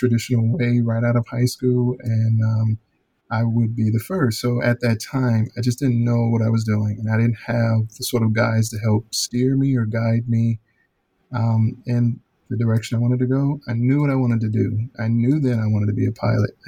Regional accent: Chicago, Illinois, United States; born or raised there; moved away as an adult; also born or lived in Alabama

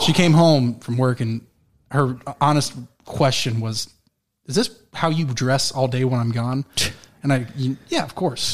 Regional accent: Florida, United States; moved away; also born or lived in Colorado; I moved back to Florida, where I was born

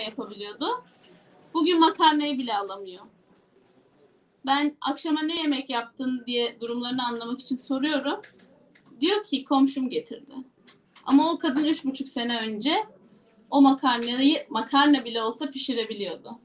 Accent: Yozgat Province, Turkey

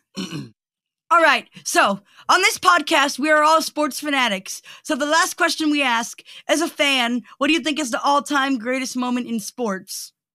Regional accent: Atlanta, Georgia, United States; I'm from Atlanta

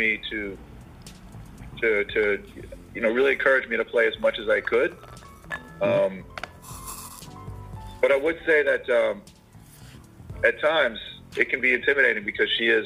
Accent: Summit, New Jersey, United States; I grew up in Summit, New Jersey.

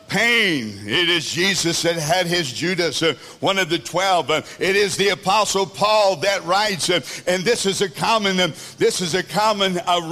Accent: Kentucky, United States; also born or lived in El Dorado; now in South Africa; I'm from the Kentucky Midwest area, we like people over there

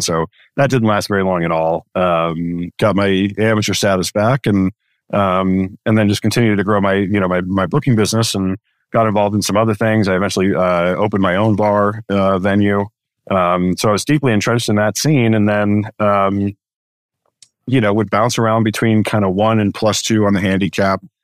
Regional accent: Chicago, Illinois, United States; I grew up in Chicago

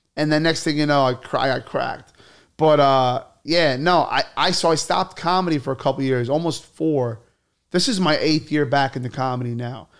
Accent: New York City, New York, United States; I'm from Bay Ridge. I was born in Bay Ridge.

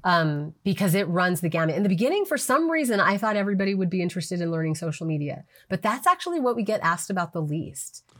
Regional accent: New Mexico, United States; moved away; I moved back to New Mexico, which is my home state

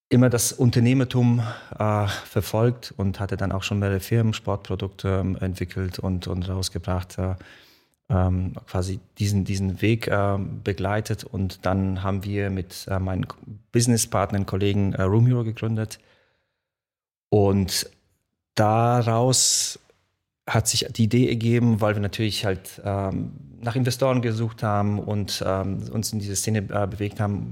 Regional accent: Mainz, Rhineland-Palatinate, Germany; German is a second language; also born or lived in Poland; Ich bin nach Deutschland gekommen, äh, bin dann auch in Mainz aufgewachsen

